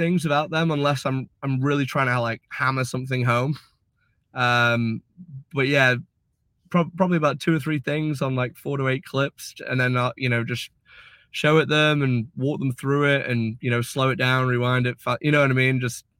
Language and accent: English; United Kingdom; But then especially being British, you know